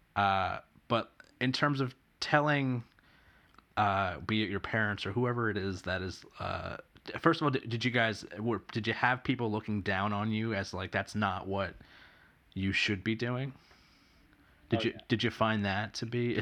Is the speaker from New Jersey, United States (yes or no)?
yes; New Jersey, United States; I'm East Coast. I, I grew up in New Jersey.